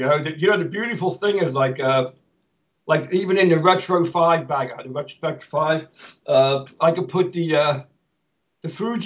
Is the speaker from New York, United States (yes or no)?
no; Philadelphia, Pennsylvania, United States; I'm a Philadelphian by heart. I've been going to the parade since I was a kid, the Mummers Parade.